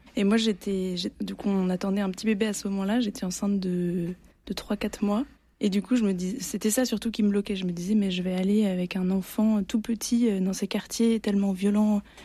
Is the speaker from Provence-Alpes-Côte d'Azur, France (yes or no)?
yes; Provence-Alpes-Côte d'Azur, France; now in Marseille, France